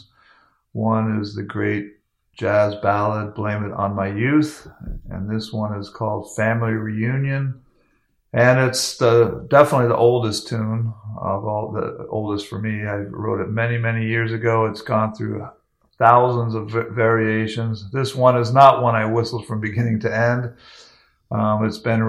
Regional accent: Hayward, California, United States; moved away; also born or lived in Maine; I grew up in Hayward, California

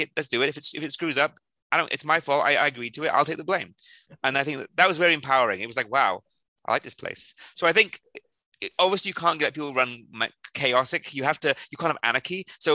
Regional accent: South Wales, United Kingdom; moved away; I'm originally from South Wales, in the where Tom Jones and Catherine Zeta-Jones came from

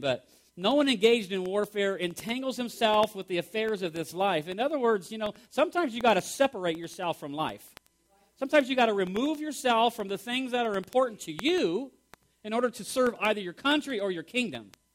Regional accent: United States; we are Americans here

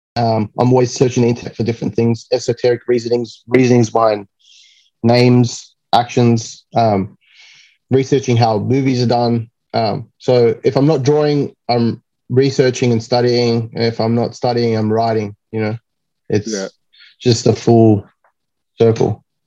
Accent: Sydney, New South Wales, Australia; It's my hometown.

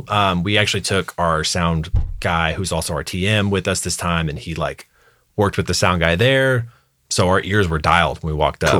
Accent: Fort Worth, Texas, United States; also born or lived in moved around as a child; So moved around a lot as a kid, but mostly from Texas.

